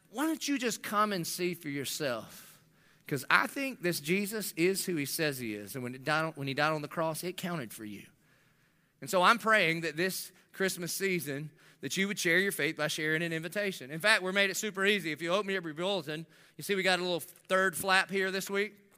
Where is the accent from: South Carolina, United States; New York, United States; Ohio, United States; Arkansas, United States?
South Carolina, United States; Dillon; I'm from Dillon